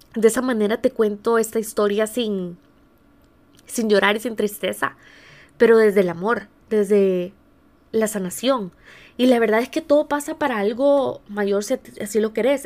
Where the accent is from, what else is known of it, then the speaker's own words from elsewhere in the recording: San Miguel, El Salvador; now in San Diego, United States; En El Salvador, en el país de donde, de donde yo soy, aunque ahora mismo estoy en California, en San, Diego.